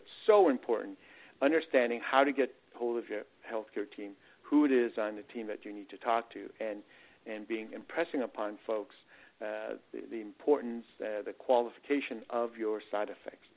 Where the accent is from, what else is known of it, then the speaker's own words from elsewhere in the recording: Canada; also born or lived in Northeast United States; now in Texas, United States; I come from the Northeast and I'm originally Canadian